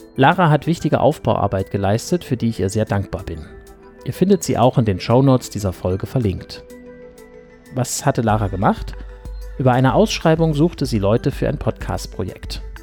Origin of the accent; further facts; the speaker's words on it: Weimar, Thuringia, Germany; moved away as an adult; also born or lived in Dortmund / Wuppertal / Berlin; now in Halle (Saale), Germany; Ursprünglich stamme ich aus dem thüringischen Weimar. Dort bin ich die ersten 19 Jahre aufgewachsen